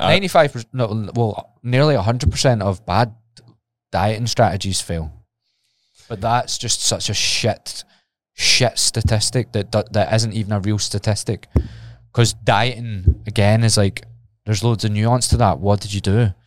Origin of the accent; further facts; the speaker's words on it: Glasgow, Scotland, United Kingdom; it's my hometown